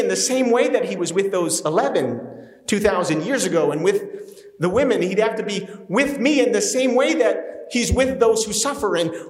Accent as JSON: {"language": "English", "region": "New Jersey", "country": "United States", "moved": "yes", "said": "I'm from New Jersey. There's a lot of pagans up there. I grew up working class"}